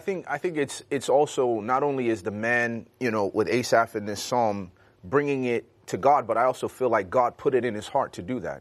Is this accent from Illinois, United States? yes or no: yes; Chicago, Illinois, United States; growing up in Chicago